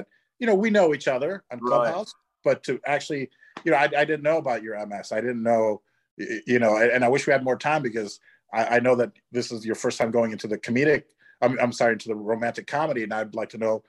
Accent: Chicago, Illinois, United States; Fellow Chicagoan.

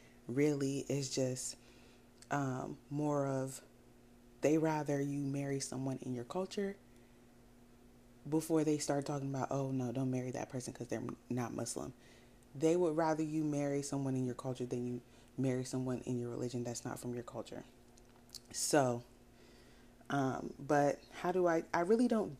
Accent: United States; also born or lived in Sierra Leone; I'm West African. I grew up in America

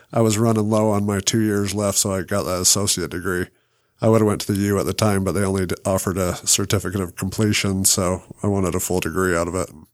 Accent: Salt Lake City, Utah, United States; we both bought houses in Rose Park still, too, and our uncle lives there

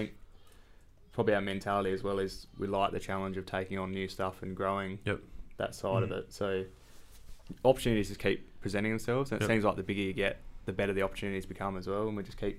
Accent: between Nairne and Woodside, South Australia, Australia; In between Nan and Woodside, there.

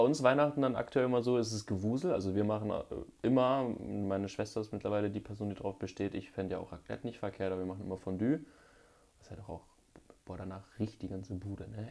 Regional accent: Mönchengladbach, North Rhine-Westphalia, Germany; in meiner Heimatstadt in Mönchengladbach

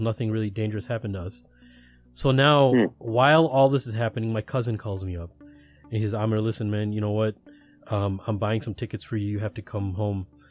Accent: United States; I'm from America

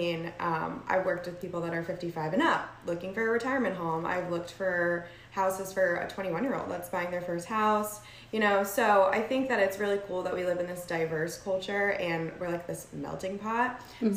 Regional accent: New Jersey, United States; moved away as an adult; now in Lakeland, United States; I'm originally from New Jersey. My whole family still lives there

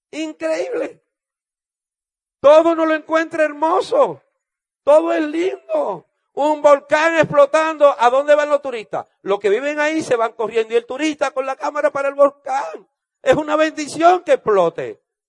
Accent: Dominican Republic; yo soy de República Dominicana.

